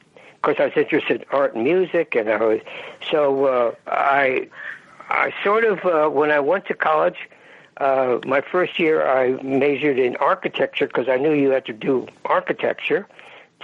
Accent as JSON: {"language": "English", "area": "the Bay Area", "region": "California", "country": "United States", "tie": "born or raised there", "said": "I grew up in the Bay Area"}